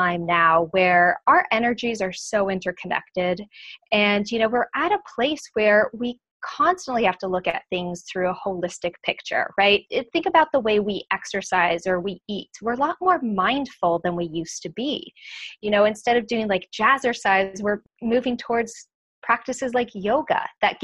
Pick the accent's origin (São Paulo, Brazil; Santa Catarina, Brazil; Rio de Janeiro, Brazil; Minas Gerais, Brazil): São Paulo, Brazil; moved away; I grew up in Brazil, in São Paulo